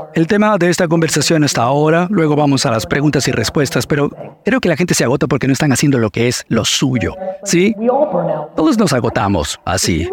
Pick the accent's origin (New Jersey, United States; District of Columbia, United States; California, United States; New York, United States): New Jersey, United States; Edison; also born or lived in Soviet Union; Porque no fue solo Tamara, fueron las calles de Edison, New Jersey